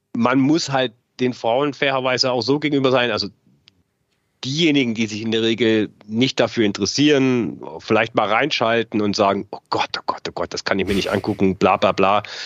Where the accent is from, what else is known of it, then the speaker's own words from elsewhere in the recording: Saxony, Germany; moved away as an adult; now in Munich, Germany; ich bin in der DDR groß geworden